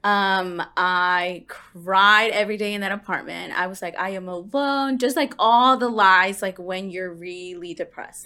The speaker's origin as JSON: {"language": "English", "town": "Houston", "region": "Texas", "country": "United States", "tie": "born or raised there", "also_born_or_lived": "Lubbock, Texas", "said": "I grew up in Houston"}